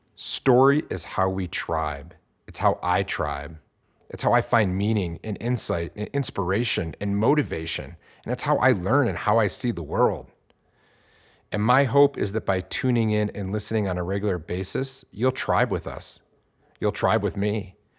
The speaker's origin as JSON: {"language": "English", "town": "Detroit", "region": "Michigan", "country": "United States", "tie": "born or raised there", "said": "growing up in Detroit, Michigan, where I grew up"}